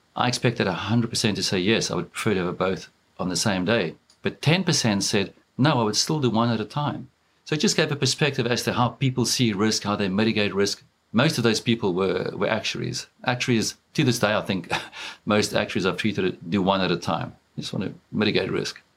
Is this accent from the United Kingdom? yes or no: no; South Africa; moved away as an adult; now in Dublin, Ireland; I grew up in South Africa.